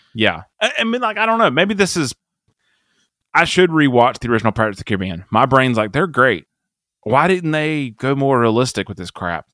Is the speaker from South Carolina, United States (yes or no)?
yes; South Carolina, United States; I'm from South Carolina